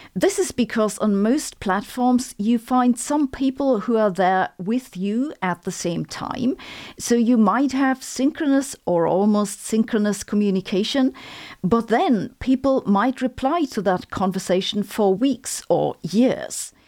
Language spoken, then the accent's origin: English; Germany; accent: German; English is a second language; my German accent